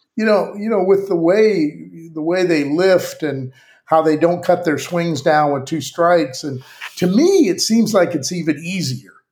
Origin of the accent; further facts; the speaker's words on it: Southern California, United States; I'm from Southern California